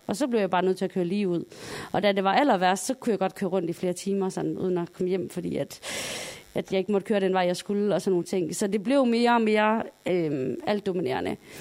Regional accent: Sønderborg, Southern Denmark, Denmark; Jeg kommer jo fra Sønderborg

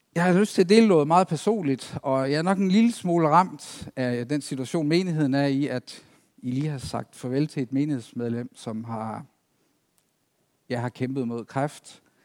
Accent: East Himmerland, North Jutland, North Denmark Region, Denmark; moved away as an adult; also born or lived in Zealand; now in Næstved, Denmark; Oprindeligt så kom jeg ud fra Østhimmerland, ud fra Vorst, menigheden derude, hvor jeg trådte mine barnesko

